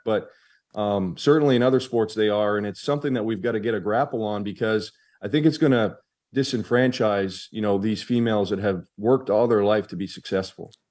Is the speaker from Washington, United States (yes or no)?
no; Maine, United States; I was a delegate for my hometown